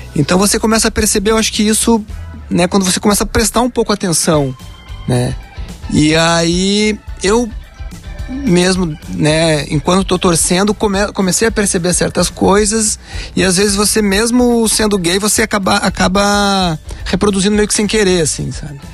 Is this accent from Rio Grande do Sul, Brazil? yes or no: yes; Rio Grande do Sul, Brazil; sou gaúcho, torcedor do Inter